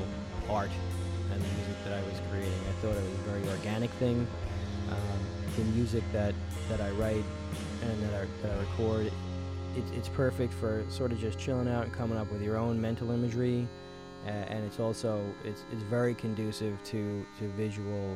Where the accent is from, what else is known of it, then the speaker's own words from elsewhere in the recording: New York, United States; Washington Avenue. That is the street on which I grew up in New York